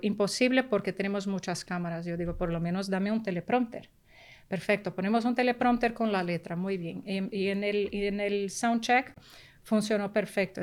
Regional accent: Rio de Janeiro, Brazil; first language Portuguese; Spanish is a second language; also born or lived in New York; now in Spain; yo nací en Brasil pero mi familia paterna, exiliada cubana, de raíces muy profundamente españolas. Y entonces yo me siento, eh, crecí en una pequeña Habana en Río de Janeiro

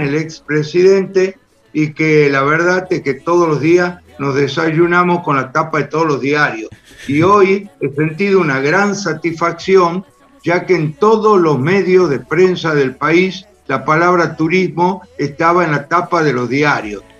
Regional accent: Tucumán, Argentina; yo soy de Tucumán

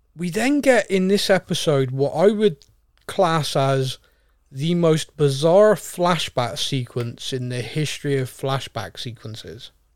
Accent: United Kingdom; We're very British.

